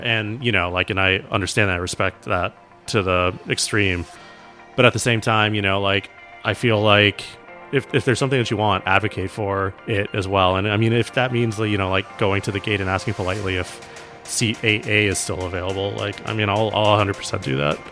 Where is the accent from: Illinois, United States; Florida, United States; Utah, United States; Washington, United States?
Florida, United States; Miami; moved away as an adult; also born or lived in New York; I grew up in Miami